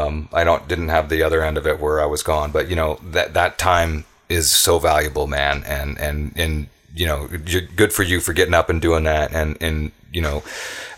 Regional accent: Tacoma, Washington, United States; I was on the south end

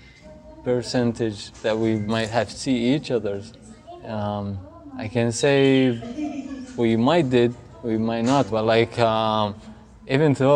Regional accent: Baqubah, Diyala Governorate, Iraq; now in Philadelphia, United States; I'm from Bakuba

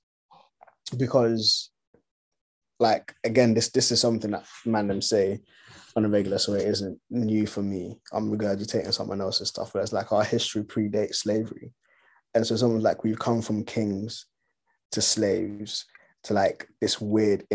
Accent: Ghana; I was born in Ghana, and for all I know, all of my like people that came before me, immediately before me, were all born and raised in Ghana.

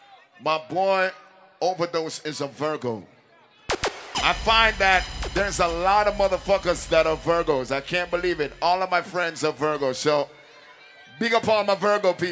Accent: Jamaica; I am Jamaican.

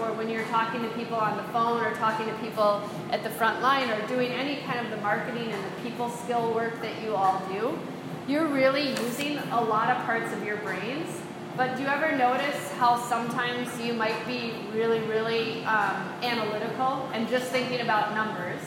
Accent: United States; I'm an American

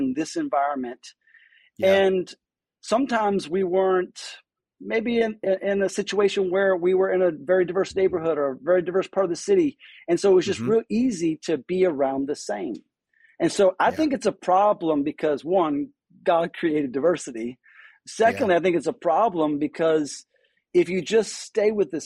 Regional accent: just outside of New Orleans, South Louisiana, United States; moved away as an adult; also born or lived in Birmingham, Alabama; I'm born and raised in South Louisiana, just outside of New Orleans.

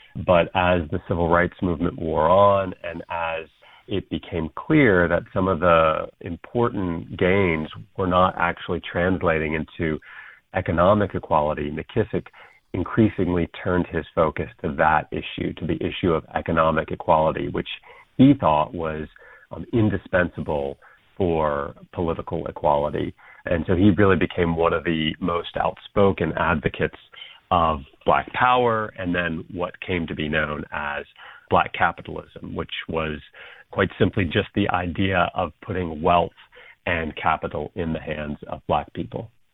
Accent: North Carolina, United States; I grew up in North Carolina

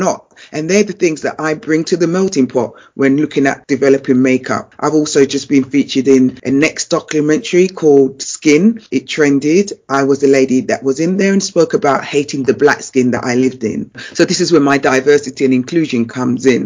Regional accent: London, United Kingdom; I was a girl from Brixton.

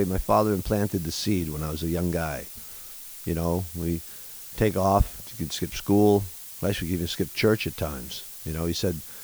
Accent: Buffalo, New York, United States; born or raised there; also born or lived in Stump Creek, Pennsylvania; now in Nantucket, United States

